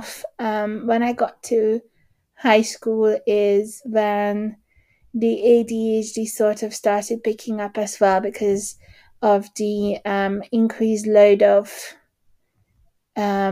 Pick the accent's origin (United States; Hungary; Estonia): Hungary; moved away; I grew up in Hungary